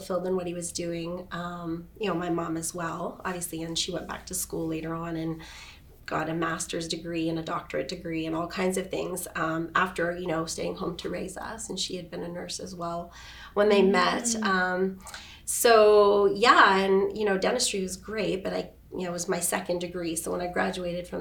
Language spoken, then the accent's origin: English; Edmonton, Alberta, Canada; moved away as an adult; now in Kelowna, Canada; grew up in Edmonton, born and raised